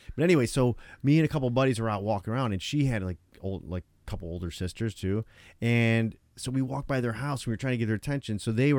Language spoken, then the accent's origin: English; Tonawanda, New York, United States; When I was younger at my house where I grew up in Tonawanda, right?